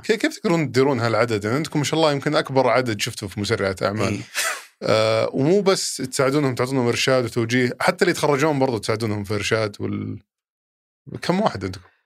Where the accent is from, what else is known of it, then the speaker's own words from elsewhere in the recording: Saudi Arabia; عندنا في السعوديه هنا